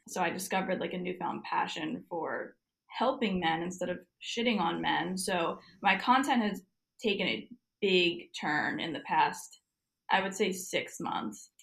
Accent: New Jersey, United States; moved away as an adult; now in Florida, United States; I'm technically from New Jersey, but I have been living in Florida since well, on and off last summer

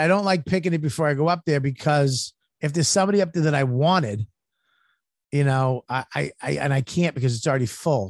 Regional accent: United States; I'm American

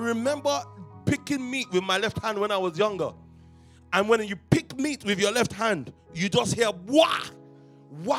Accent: London, United Kingdom; We grew up in Stockwell

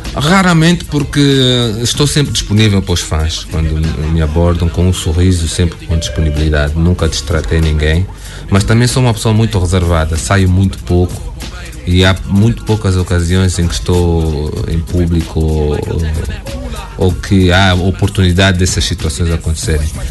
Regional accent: Portugal; accent: Angolan; moved away as an adult; now in Angola; saí da Angola para Portugal, não me lembro que eu tinha dois anos

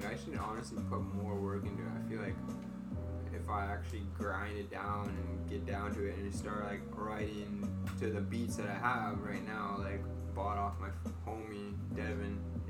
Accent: Nass Valley, British Columbia, Canada; now in Vancouver, Canada; That means fearless. I'm from the Nass Valley.

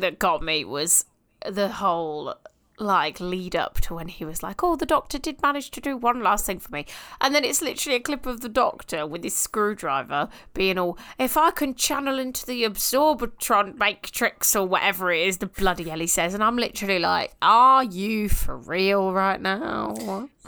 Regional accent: United Kingdom; we're British

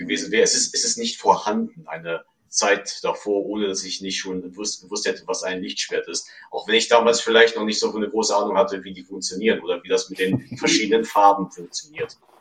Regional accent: Krefeld, North Rhine-Westphalia, Germany; now in Meerbusch, Germany; ich bin in Krefeld aufgewachsen, habe dort auch einen Großteil meiner Lebenszeit verbracht

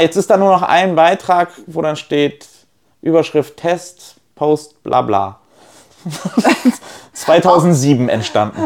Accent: Neumünster, Schleswig-Holstein, Germany; also born or lived in Poland; Ich bin ja nicht in Kiel groß geworden, ich bin in Neumünster groß geworden

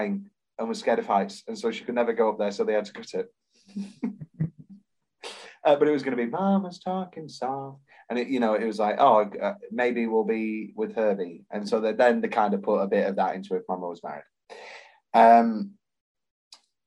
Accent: United Kingdom; We're British

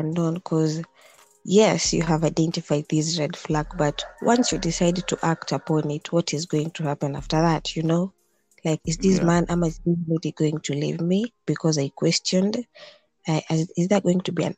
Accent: Kenya; I'm a Kenyan.

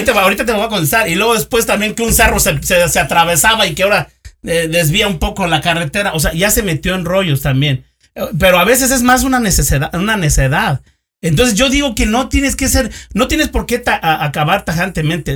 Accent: Mexico; now in United States; yo también soy mexicano, güey. Sí. Yo no soy americano, eh, vivo acá, güey, pero eh, yo soy mexicano

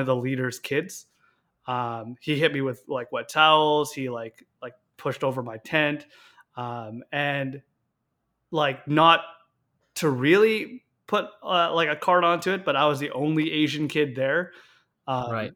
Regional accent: Victoria, British Columbia, Canada; I was born and raised in Victoria, BC

